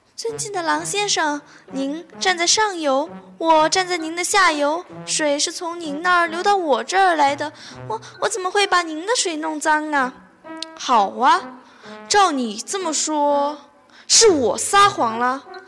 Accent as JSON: {"language": "Chinese", "town": "Yueyang", "region": "Hunan", "country": "China", "said": "我是来自湖南岳阳的"}